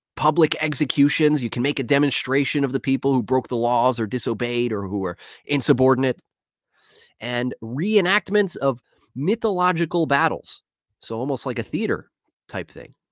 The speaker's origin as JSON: {"language": "English", "town": "Philadelphia", "region": "Pennsylvania", "country": "United States", "said": "I'm from Philadelphia. I got two one five running in my blood."}